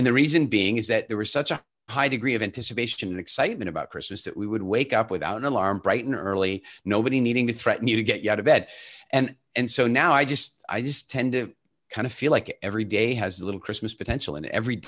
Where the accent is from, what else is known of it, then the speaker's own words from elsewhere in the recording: Canada; also born or lived in South Africa / Ireland / England / Turks and Caicos; I was born in South Africa and largely grew up in Canada, but since then I've lived all over the world, Ireland, England, Turks and Caicos, Dominican Republic.